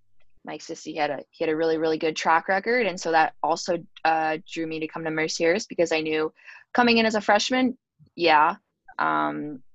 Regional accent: St. Catharines, Ontario, Canada; moved away as an adult; the actual school being so close to my hometown, St. Catharines

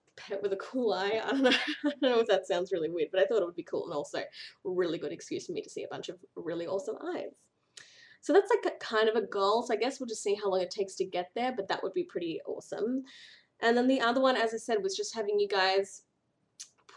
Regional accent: Australia; accent: Australian; also born or lived in Victoria, Australia; And in case you couldn't tell, I'm from Australia. So that's where the whiny nasally accent comes from.

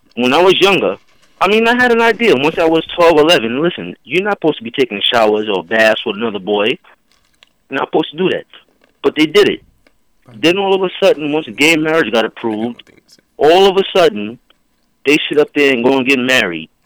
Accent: New York City, New York, United States; born and raised in Southside Jamaica, Queens

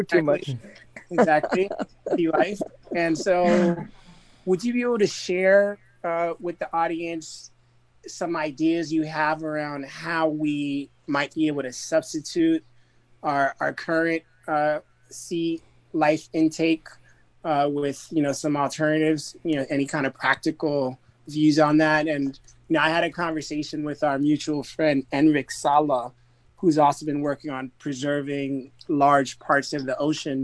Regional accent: Florida, United States; growing up in Florida and spending my summers in the Caribbean and Haiti in particular

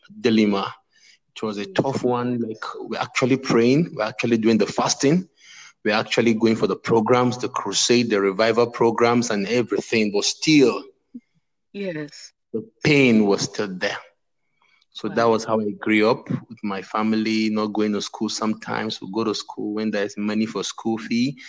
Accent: Northern Nigeria, Nigeria; I am from Nigeria. I'm from the eastern part of the country, but I grew up in the northern part of the country.

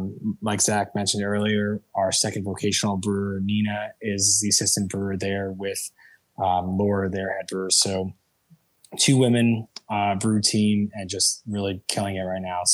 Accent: Miami, Florida, United States; now in Pittsburgh, United States; I'm from Miami originally.

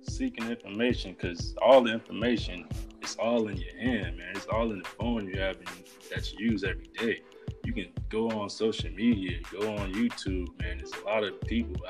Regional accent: Riviera Beach, Florida, United States; I'm from Riviera Beach, Florida

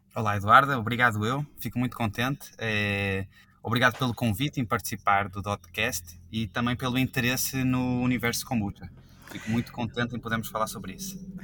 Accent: Rio de Janeiro, Brazil; moved away as an adult; also born or lived in Australia; now in Portugal; Eu, eu sou português, nasci em Portugal, fui para o Rio de Janeiro quando eu tinha 6 anos, então eu cresci e vivi a minha vida toda no Brasil

